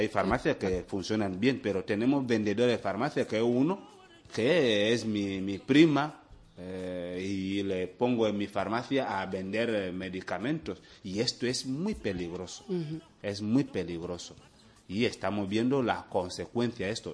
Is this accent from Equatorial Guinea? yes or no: yes; Equatorial Guinea